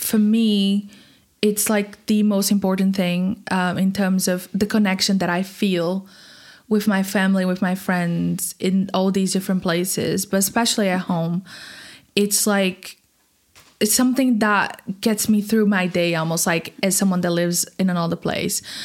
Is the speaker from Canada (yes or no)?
no; Brazil; moved away as an adult; in Brazil, I was going to uni studying design